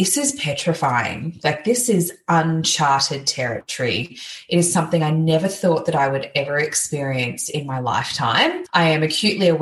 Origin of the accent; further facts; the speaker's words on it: Gold Coast, Queensland, Australia; I grew up on the Gold Coast, so really close to the New South Wales border